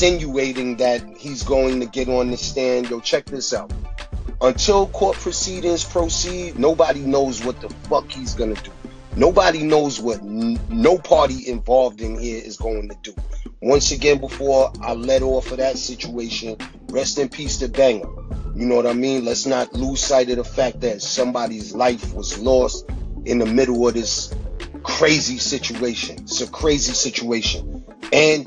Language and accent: English; Brooklyn, New York, United States; I'm from Brooklyn